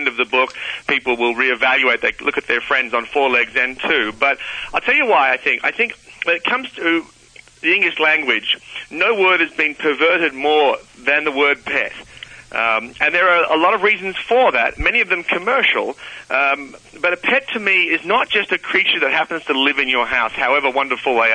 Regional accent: Australia; I'm an Aussie

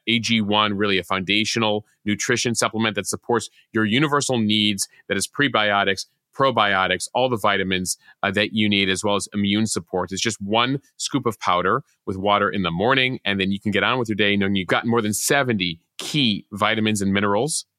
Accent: Chicago, Illinois, United States; born and raised in the Chicago area

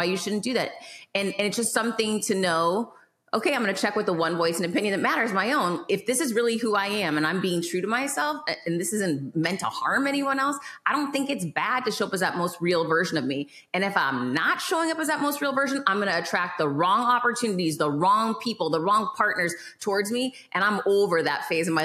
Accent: Worcester, Massachusetts, United States; I grew up in Worcester, Massachusetts, which is not the most beautiful place in the world

